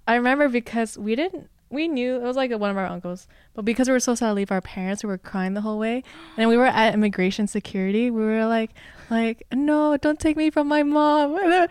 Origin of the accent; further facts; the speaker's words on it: Los Angeles, California, United States; English is a second language; also born or lived in China / Singapore; born and raised in L A, um, first gen A B C, which is, uh, American, born Chinese